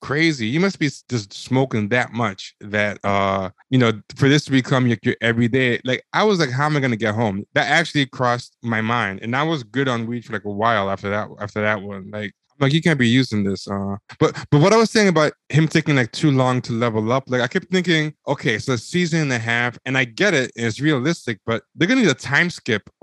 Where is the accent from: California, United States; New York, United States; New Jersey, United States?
New York, United States; I'm from New York